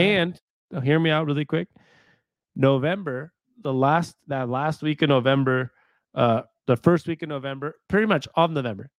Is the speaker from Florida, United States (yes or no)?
no; Seattle, Washington, United States; now in Arizona, United States; we grew up in Seattle